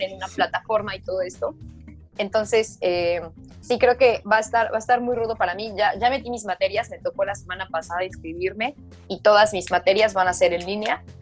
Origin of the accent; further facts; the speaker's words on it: Mexico; que soy mexicana